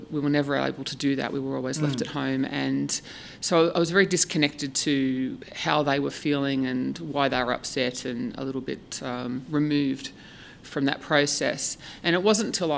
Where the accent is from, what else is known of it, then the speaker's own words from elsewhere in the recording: Woy Woy, New South Wales, Australia; also born or lived in United Kingdom / Ireland; I grew up in Australia. I grew up on the central coast of New South Wales in a town called Woi Woi.